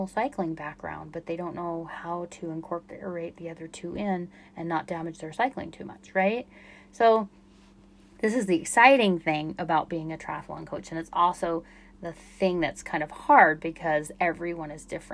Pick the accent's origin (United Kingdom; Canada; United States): United States; Utah; I'm from Utah